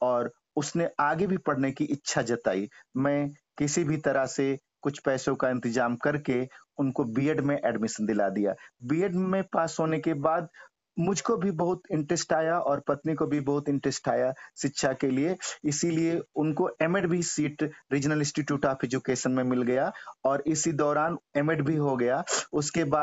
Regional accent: North India, India; first language Hindi; moved away; यहाँ पर आकर चूंकि हम एक उत्तर भारत से बिलोंग्स रखते थे हमारी मातृभाषा भी हिंदी थी अंग्रेजी भी हमको उतना अच्छा नहीं आती

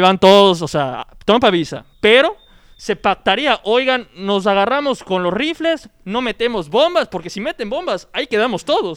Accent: Mexico

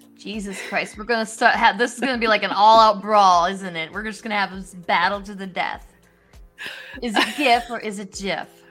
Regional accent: Wisconsin, United States; now in Illinois, United States; I'm from Wisconsin

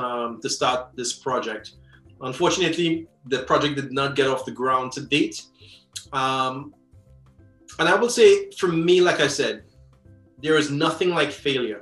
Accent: Trinidad & Tobago; I'm from Trinidad.

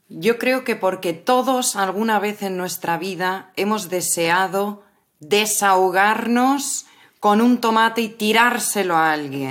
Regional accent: Madrid, Community of Madrid, Spain; las personas de Madrid

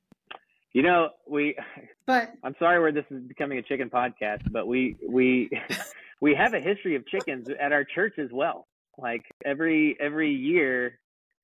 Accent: Springtown, Texas, United States; growing up in Springtown, country town of Texas

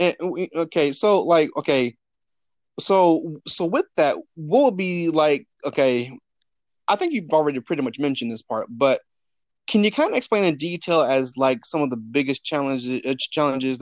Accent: Birmingham, Alabama, United States; now in Harrisonburg, United States; my hometown is Birmingham, Alabama, but I came to Harrisonburg back in December of 2008.

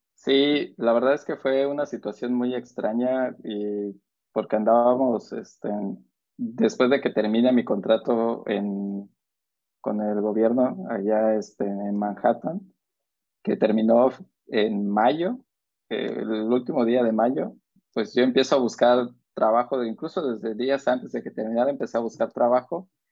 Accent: Mexico; moved away; nosotros como como mexicanos

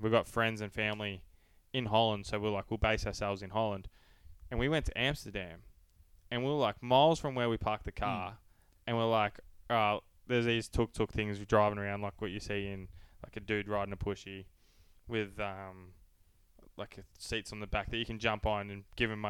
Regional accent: Australia; We're very broken English. We're like, we're from Australia.

